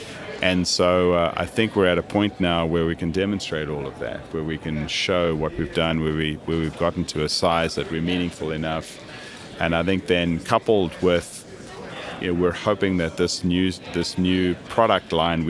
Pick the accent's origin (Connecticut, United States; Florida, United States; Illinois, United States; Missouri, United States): Missouri, United States; Kansas City; we wanted to have some connection back with that history of growing up in Kansas City.